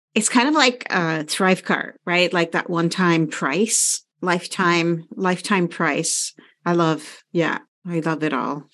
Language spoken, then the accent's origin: English; Canada; we're Canadian